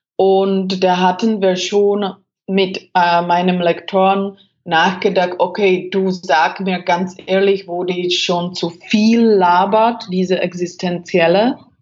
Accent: Czechia; German is a second language; moved away as an adult; also born or lived in Germany; Ich bin damals von Deutschland nach äh, Tschechien, äh, also in, äh, in meine Heimat zurückgekommen

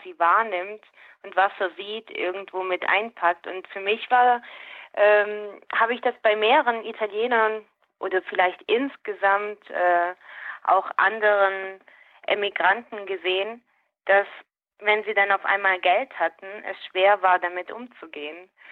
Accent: Schwäbisch Gmünd, Baden-Württemberg, Germany; accent: Swabian; first language Swabian; für mich ist es die Muttersprache

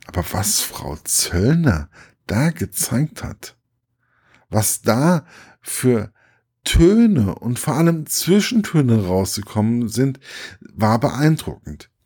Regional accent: Gießen, Hesse, Germany; im Stadttheater meiner Heimatstadt

